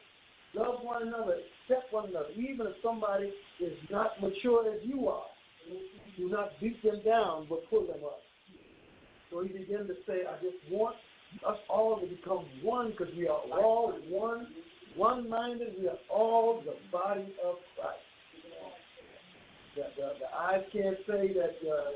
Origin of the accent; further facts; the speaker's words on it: Bahamas; moved away; when I grew up in the Bahamas, there was certain dress codes you had on Sunday